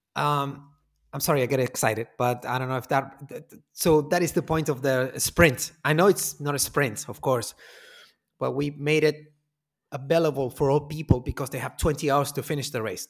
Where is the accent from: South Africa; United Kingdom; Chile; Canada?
Chile; Punta Arenas, Magallanes and Chilean Antarctica; moved away as an adult; now in Santiago, Chile; I am from Punta Arenas, very far in Patagonia, very far south